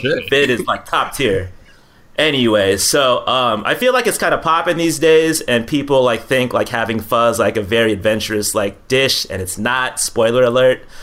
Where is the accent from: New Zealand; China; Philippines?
Philippines; I'm Filipino